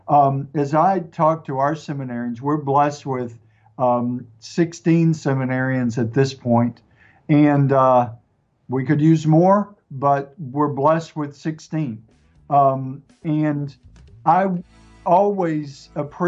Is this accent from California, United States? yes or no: no; East Texas, United States; accent: East Texas, mixed; my accent, a little bit mixed with East Texas and a few other things